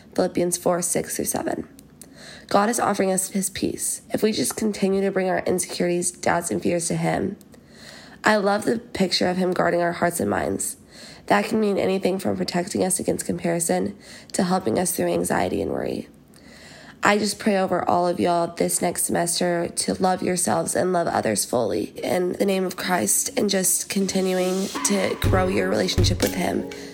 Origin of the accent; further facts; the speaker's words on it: Fort Worth, Texas, United States; moved away as an adult; also born or lived in Georgia; now in Athens, United States; I'm a rising junior at the University of Georgia, and I'm from Fort Worth, Texas.